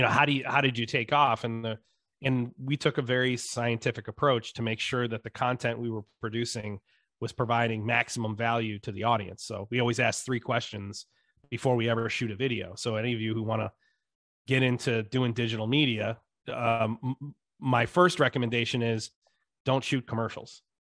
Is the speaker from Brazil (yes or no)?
no; upstate New York, United States; also born or lived in Dallas, Texas; I grew up in upstate New York, in an adopted family in, in what is now today called the Rust Belt